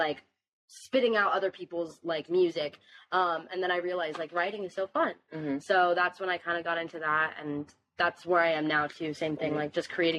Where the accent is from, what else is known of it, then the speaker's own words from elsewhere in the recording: Fort Lauderdale, Florida, United States; I'm 21 years old, and I'm a singer from the Fort Lauderdale, South Florida area.